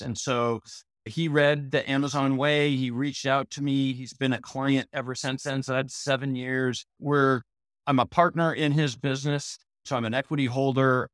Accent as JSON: {"language": "English", "town": "Portland", "region": "Oregon", "country": "United States", "tie": "born or raised there", "said": "I grew up in Portland, Oregon, Southwest Portland"}